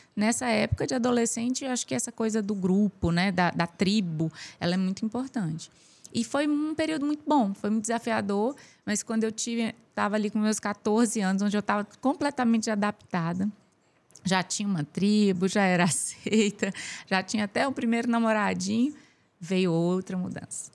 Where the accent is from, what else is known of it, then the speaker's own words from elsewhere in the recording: Brasília, Federal District, Brazil; also born or lived in Piauí; Eu, eu nasci no Piauí é, e aos oito anos de idade a gente foi para Brasília